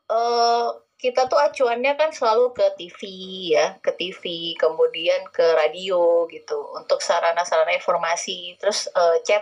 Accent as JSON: {"language": "Indonesian", "town": "Bondowoso", "region": "East Java", "country": "Indonesia", "said": "saya itu aslinya dari Bondowoso dari Bondowoso Jawa Timur gitu kota kecil"}